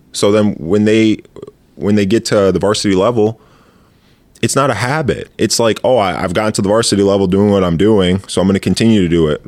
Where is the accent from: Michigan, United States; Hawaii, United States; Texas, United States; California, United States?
Michigan, United States; Grand Ledge; I'm from Grand Ledge, Michigan